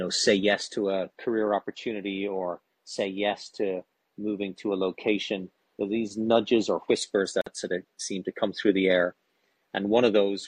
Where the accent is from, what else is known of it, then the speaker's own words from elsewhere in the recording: Ireland; moved away as an adult; also born or lived in India / New York; now in United States; born and raised in Ireland